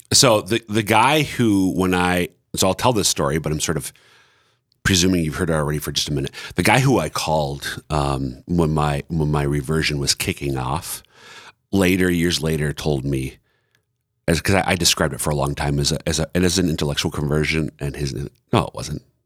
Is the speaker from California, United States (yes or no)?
no; Minnesota, United States; now in Sioux Falls, United States; I'm from Citro, Minnesota